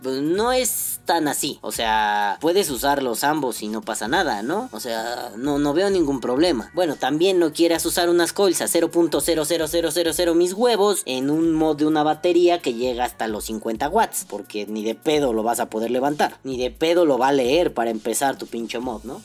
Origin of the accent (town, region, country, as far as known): Mexico